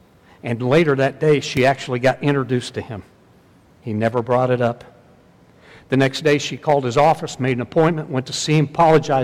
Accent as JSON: {"language": "English", "region": "Southern Indiana", "country": "United States", "said": "I'm from Southern Indiana"}